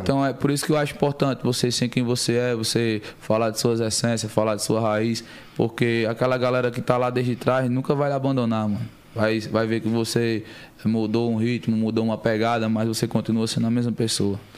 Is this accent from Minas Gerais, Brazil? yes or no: no; Campina Grande, Paraíba, Brazil; moved away; also born or lived in São Paulo; eu sou nascido aqui em São Paulo, né? Buguaçu, muito novo, acho que cerca de seis meses de idade. Bem novinho. Fui morar em Campina Grande, a cidade onde mora toda a minha família. Fui criado lá